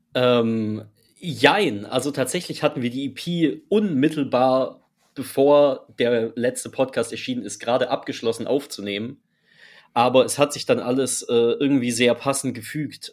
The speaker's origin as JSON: {"language": "German", "town": "Freiburg", "region": "Baden-Württemberg", "country": "Germany", "tie": "born or raised there", "said": "Wir kommen aus Freiburg, sind dort aufgewachsen, sprich, wir sind äh, quasi an der Grenze zu Frankreich aufgewachsen"}